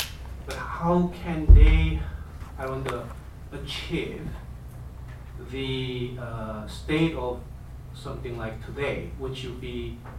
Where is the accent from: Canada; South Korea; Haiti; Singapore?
South Korea; I'm a visiting scholar at A Park. I'm from South Korea.